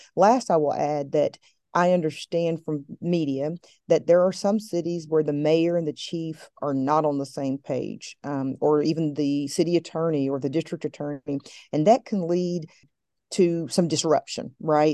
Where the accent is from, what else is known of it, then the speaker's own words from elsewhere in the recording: Appalachia, Southwest Virginia, United States; I'm from the Blue Ridge Mountain Range of Appalachia, from Southwest Virginia